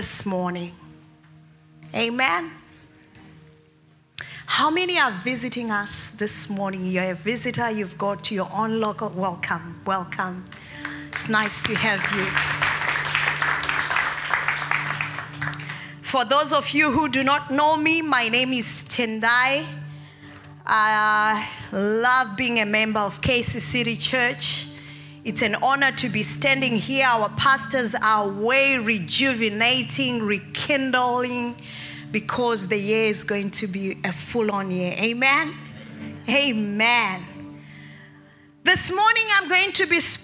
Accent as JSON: {"language": "English", "country": "Australia", "said": "As Australians"}